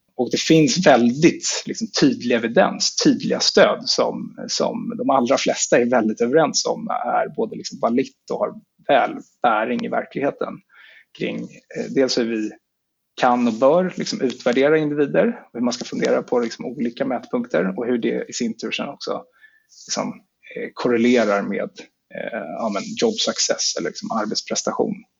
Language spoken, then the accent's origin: Swedish; Stockholm, Stockholm County, Sweden; jag är född och uppvuxen i Stockholm